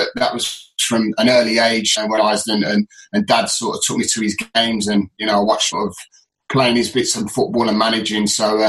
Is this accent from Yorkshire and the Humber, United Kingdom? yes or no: yes; Halifax, Yorkshire and the Humber, United Kingdom; accent: northern; also born or lived in Solihull / Birmingham; obviously I was born in Solihull, but I lived in Halifax for a while dad was at Halifax. So when I did come to Birmingham, I mean, I proper had the sort of northern accent